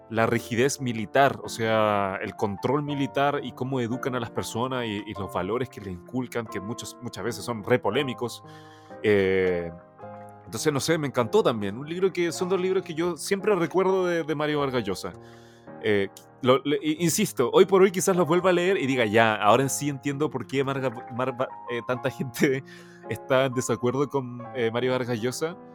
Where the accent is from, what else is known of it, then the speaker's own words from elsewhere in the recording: Maipú, Santiago Metropolitan Region, Chile; Sí, yo soy de Maipú, soy de Maipú.